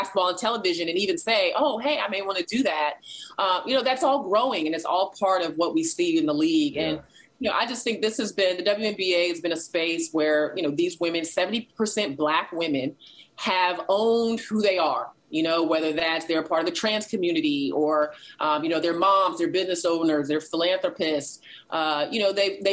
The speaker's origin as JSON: {"language": "English", "town": "Boston", "region": "Massachusetts", "country": "United States", "tie": "born or raised there", "said": "I was born in Boston"}